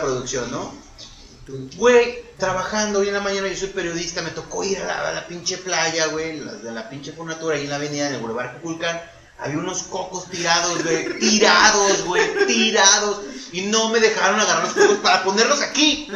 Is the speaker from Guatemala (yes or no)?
no; Mexico; nosotros como mexicanos